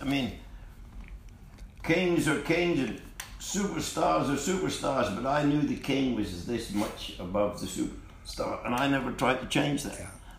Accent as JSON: {"language": "English", "country": "Australia", "tie": "born or raised there", "said": "And I grew up on that in Australia."}